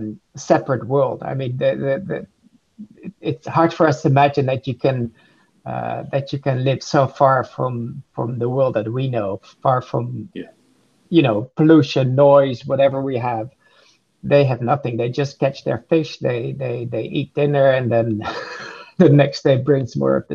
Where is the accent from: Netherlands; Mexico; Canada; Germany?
Netherlands; I'm from the Netherlands